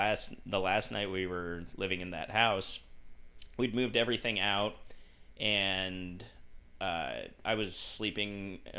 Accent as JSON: {"language": "English", "region": "Utah", "country": "United States", "tie": "born or raised there", "said": "And I grew up with him in Utah"}